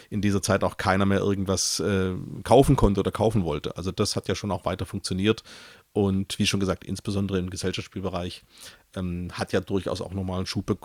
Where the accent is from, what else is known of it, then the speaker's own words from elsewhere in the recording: Stuttgart, Baden-Württemberg, Germany; born there; now in Cologne, Germany; Ja, ich bin äh … komplett gebürtiger Stuttgarter, inzwischen aber schon länger in Köln.